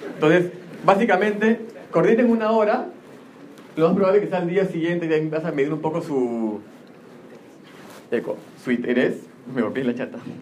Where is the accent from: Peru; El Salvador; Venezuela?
Peru